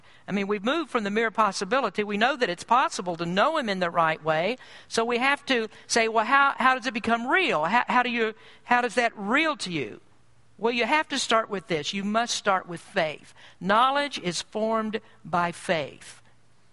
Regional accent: United States; I'm proud to be an American

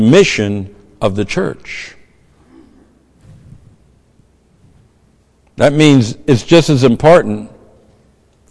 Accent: the South, United States; I'm from the South.

